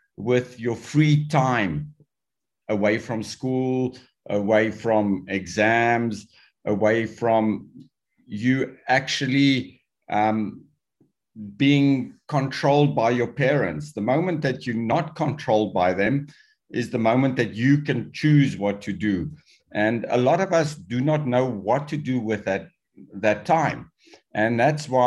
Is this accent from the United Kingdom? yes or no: no; South Africa; When I was growing up in South Africa